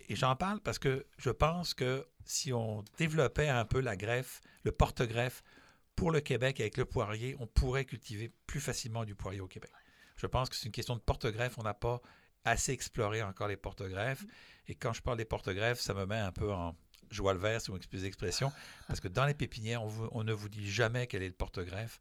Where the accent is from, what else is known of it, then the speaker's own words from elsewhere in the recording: France; moved away; je suis français